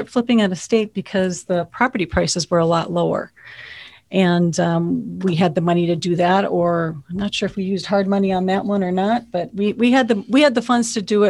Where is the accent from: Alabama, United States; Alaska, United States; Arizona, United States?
Arizona, United States; Phoenix; I'm from Phoenix.